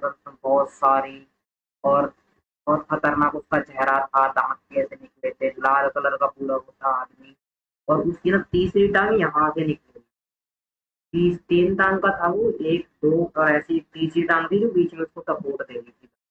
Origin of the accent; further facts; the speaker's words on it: Garhi, India; मेरा गांव है गढ़ी वगैरह करके वहाँ पे एक स्कूल है छोटा